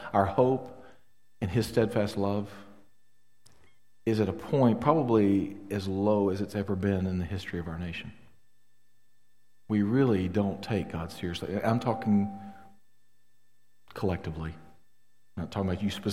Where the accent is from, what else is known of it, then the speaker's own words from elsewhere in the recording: the South, United States; As a Southerner